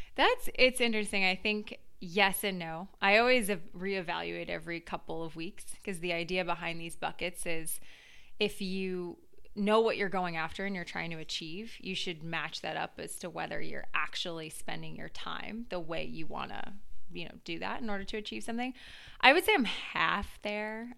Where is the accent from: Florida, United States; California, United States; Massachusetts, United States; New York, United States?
Massachusetts, United States; Duxbury; also born or lived in Los Angeles; I live in Boston now, but I was originally from Duxbury